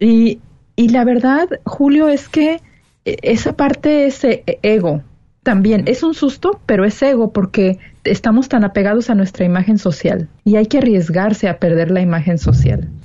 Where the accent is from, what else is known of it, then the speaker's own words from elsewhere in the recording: Mexico; moved away as an adult; now in California, United States; 33 años de mi vida fui solamente mexicana